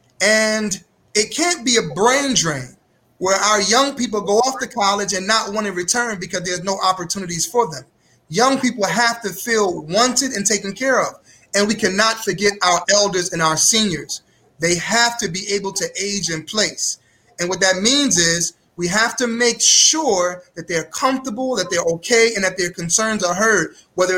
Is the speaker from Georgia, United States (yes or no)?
no; New York City, New York, United States; now in Cleveland, United States; I'm originally from Brooklyn, New York